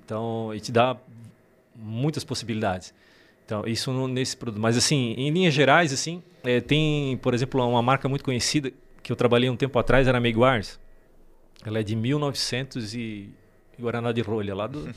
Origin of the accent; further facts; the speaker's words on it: Laurentino, Santa Catarina, Brazil; also born or lived in Cascavel, Paraná; Mas eu vim de lá para cá bem pequeno, seis meses, menos de um ano